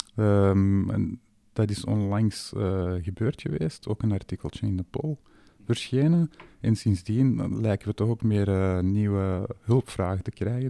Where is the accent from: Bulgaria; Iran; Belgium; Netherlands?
Belgium; Flanders; wij als Vlamingen